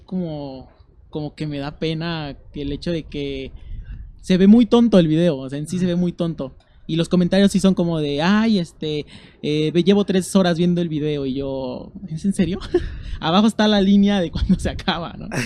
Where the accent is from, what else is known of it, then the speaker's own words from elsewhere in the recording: Amecameca, State of Mexico, Mexico; moved away as an adult; Yo soy del Estado de México. y ¿Del Estado qué este, zona? De Amecameca. Ah. Y yo crecí ahí toda mi vida